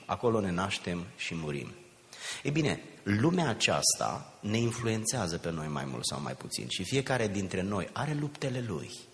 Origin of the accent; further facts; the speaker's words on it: a village near Giurgiu, Muntenia, Giurgiu County, Romania; now in United States; din satul meu, un sat de lângă Giurgiu, sub București, pe malul Dunării, undeva în Muntenia